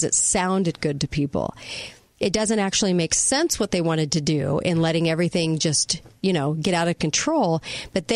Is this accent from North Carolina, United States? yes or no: no; California, United States; moved away; I'm from California